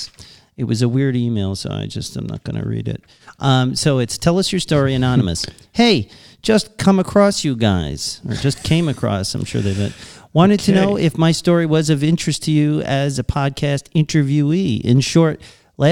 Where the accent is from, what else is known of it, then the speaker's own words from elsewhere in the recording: Long Island, New York, United States; from Long Island. I'm American